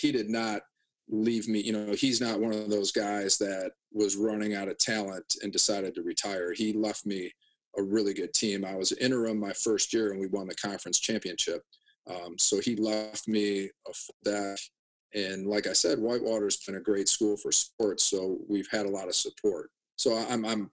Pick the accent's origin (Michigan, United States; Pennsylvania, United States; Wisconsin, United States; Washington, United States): Wisconsin, United States; Janesville; growing up in Janesville